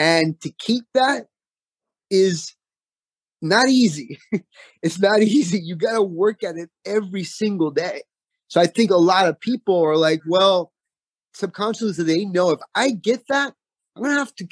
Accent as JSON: {"language": "English", "town": "Homestead", "region": "Florida", "country": "United States", "said": "I'm from Homestead, Florida."}